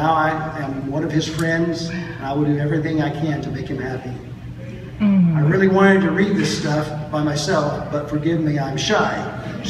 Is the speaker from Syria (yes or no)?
no; Iran; moved away as an adult; I'm from Iran, and I have been here 17 months almost.